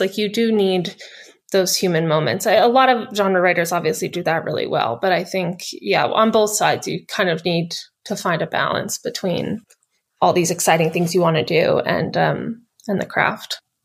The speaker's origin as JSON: {"language": "English", "country": "United States", "said": "I'm an American author"}